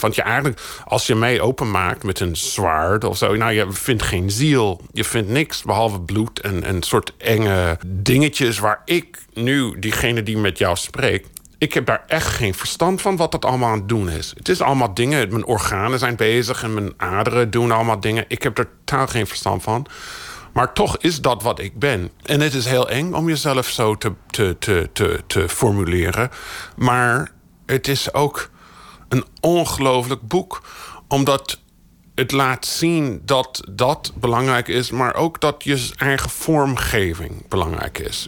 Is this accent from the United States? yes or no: yes; United States; moved away; also born or lived in Brazil; Ik ben in de Verenigde Staten opgegroeid